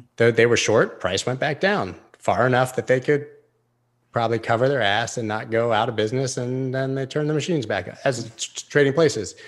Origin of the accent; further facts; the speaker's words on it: United States; I'm an American citizen